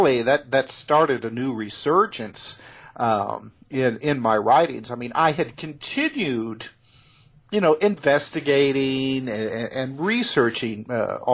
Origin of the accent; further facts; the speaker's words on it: Indiana, United States; I was born and raised in Indiana